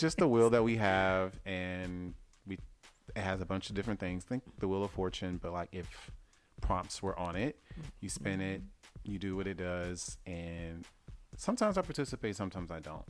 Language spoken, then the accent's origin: English; the South, United States; I'm from the South